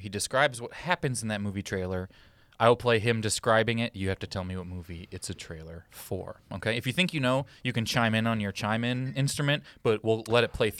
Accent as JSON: {"language": "English", "region": "Missouri", "country": "United States", "tie": "born or raised there", "said": "growing up in Missouri."}